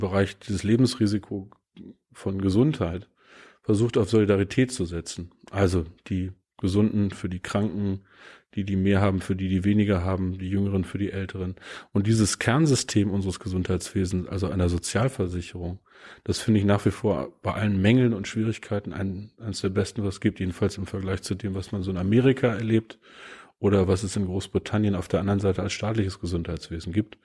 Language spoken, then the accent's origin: German; Peine, Lower Saxony, Germany; Ich war Schülervertreter in meiner Heimatstadt Niedersachsen in Peine.